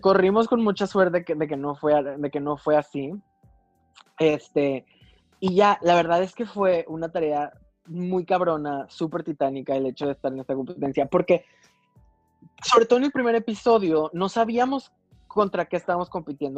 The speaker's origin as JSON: {"language": "Spanish", "country": "Mexico", "said": "dos mexicanas."}